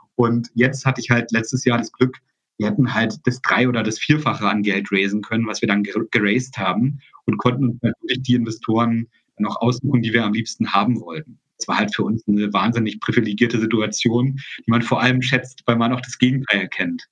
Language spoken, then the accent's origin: German; GDR, East Germany, Germany; Ich komme ja aus einem Land, ich komme ja aus der DDR